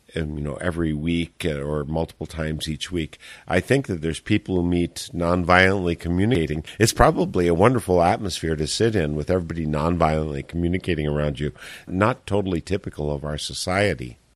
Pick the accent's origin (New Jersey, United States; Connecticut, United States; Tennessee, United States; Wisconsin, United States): Wisconsin, United States; Eau Claire; Eau Claire, my hometown